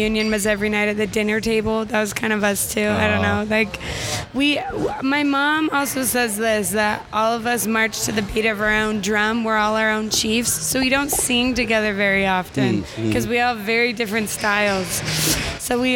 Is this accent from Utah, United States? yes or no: yes; Utah, United States; moved away as an adult; also born or lived in Brooklyn, New York; that's where I was raised